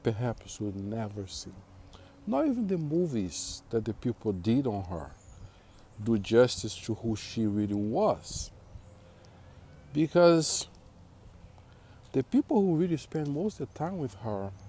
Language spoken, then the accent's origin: English; Brazil; moved away; born and raised in Brazil